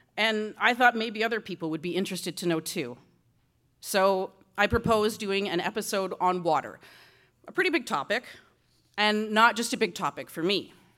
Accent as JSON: {"language": "English", "area": "Six Nations", "region": "Ontario", "country": "Canada", "tie": "born or raised there", "moved": "yes", "said": "growing up on Six Nations"}